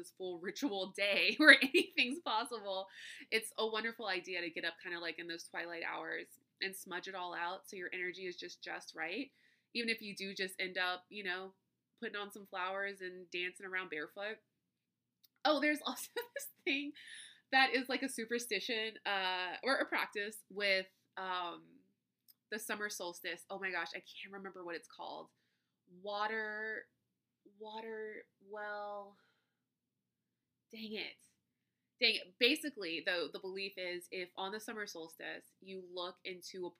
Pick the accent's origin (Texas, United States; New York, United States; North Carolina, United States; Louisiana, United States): Louisiana, United States; I'm from Louisiana